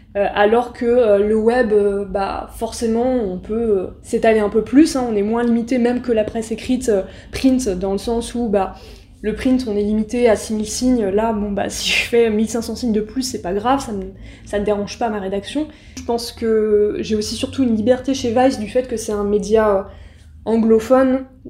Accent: Aulnay-sous-Bois, Île-de-France, France; je viens d'Aulnay-sous-Bois, du coup, euh, du 93, donc une des fameuses villes

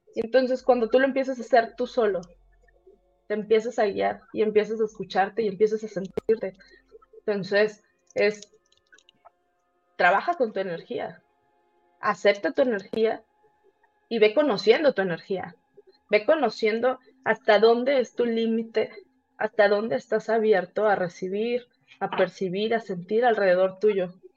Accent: Tampico, Tamaulipas, Mexico; moved away as an adult; now in Querétaro, Mexico; yo vengo a Querétaro, yo soy, yo soy de Tampico, vengo a Querétaro porque hay demasiada industria

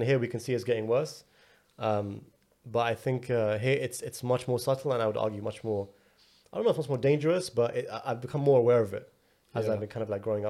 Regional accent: London, United Kingdom; moved away as an adult; now in United States; I live in London. I was born and raised in London. Like everything about me is London. Yeah. Since I opened my eyes till age 32. And now I'm living on the other side in a place I've never really, you know, spent a lot of time in.

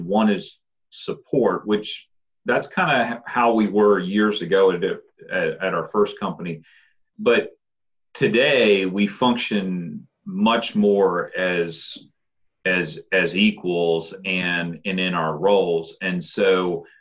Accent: Waynesboro, United States; also born or lived in Nelson County; I grew up here. This is my hometown

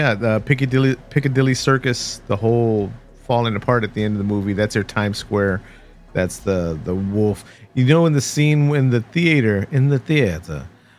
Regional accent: Texas, United States; But I was born and bred here in Texas, right?

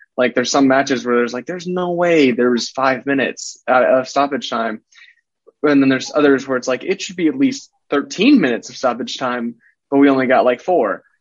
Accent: United States; as an American, I, I, I grew up watching American sports

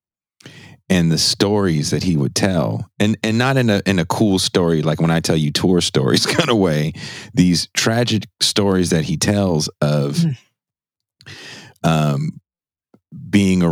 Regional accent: Richmond, California, United States; also born or lived in Oakland, California; I was born in Oakland, California. I grew up in Richmond, California.

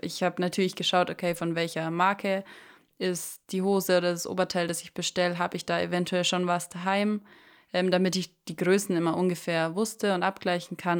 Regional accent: Germany; bei uns in Deutschland

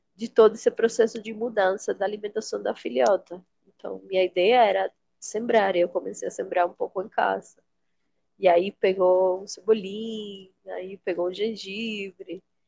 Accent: Venezuela; Portuguese is a second language; moved away as an adult; now in Boa Vista, Brazil; sou venezuelana, venho de uma cidade quente

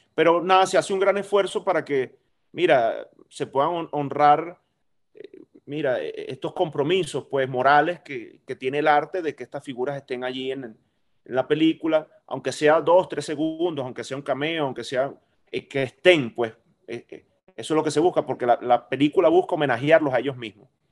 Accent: Maracaibo, Zulia, Venezuela; yo soy maracucho

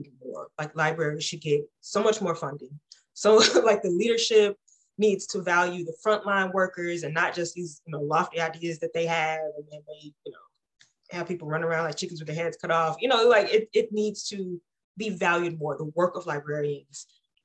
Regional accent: Deep East Texas, United States; as someone who grew up in a rural environment, I come from Deep East Texas

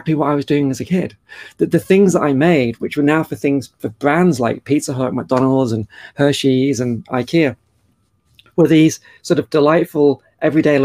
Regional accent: Cheshire, North West England, United Kingdom; moved away as an adult; also born or lived in Australia; I was born in Cheshire in the UK

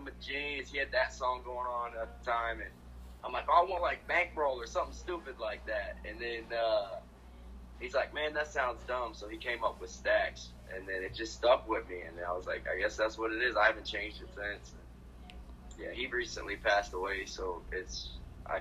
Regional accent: St. Petersburg, Florida, United States; Growing up in St. Pete

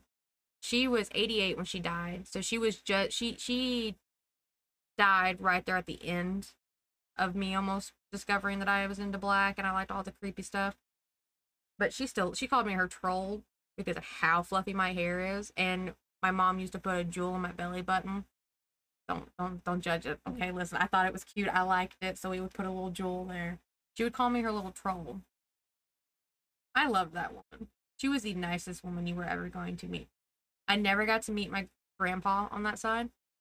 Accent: United States; all of us are born and raised in Macon County, and most of us don't leave

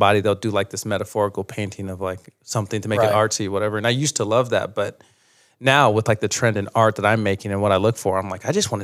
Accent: Fruit Heights, Utah, United States; moved away; also born or lived in New York; I'm from Davis County, so Fruit Heights, like Cherry Hill area

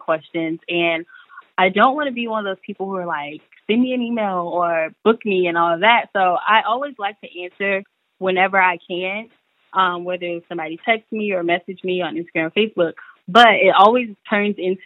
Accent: Tampa, Florida, United States; moved away as an adult; also born or lived in Washington, D.C. / Maryland; now in Atlanta, United States; I'm from Tampa, Florida, originally. As you mentioned, I graduated from Howard University. So I basically left Tampa or Florida in general at 18

